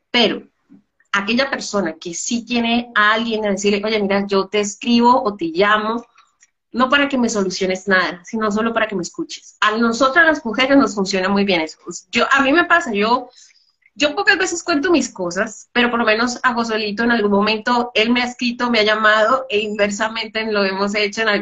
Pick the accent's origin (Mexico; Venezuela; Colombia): Colombia; por lo menos yo crecí en, eh, en la infancia de Pablo Escobar, era muy terrible.